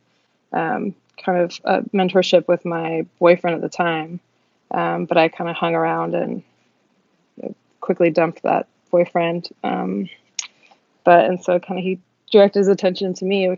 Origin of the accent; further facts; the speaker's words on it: Seattle, Washington, United States; I'm from Seattle, Washington. Born and raised